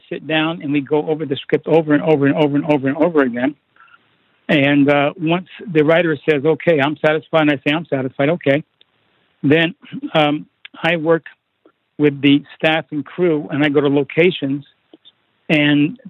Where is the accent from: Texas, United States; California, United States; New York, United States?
New York, United States; Poughkeepsie; moved away; I'm from a small town upstate New York called Poughkeepsie, New York